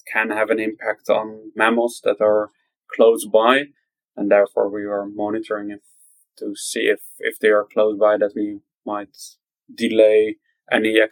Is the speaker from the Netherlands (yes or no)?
yes; Netherlands; also from the Netherlands.